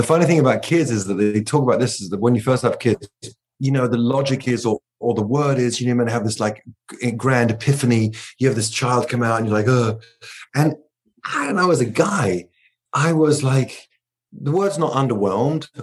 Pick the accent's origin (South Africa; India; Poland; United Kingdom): United Kingdom; England; I'm English